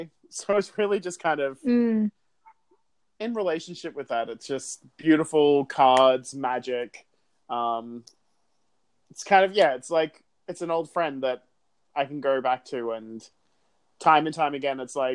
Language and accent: English; Sydney, New South Wales, Australia; I grew up in Sydney, was born and raised there